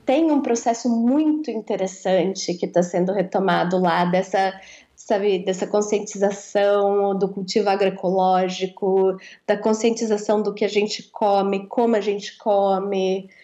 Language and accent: Portuguese; interior of São Paulo, Brazil; eu sou do interior de São Paulo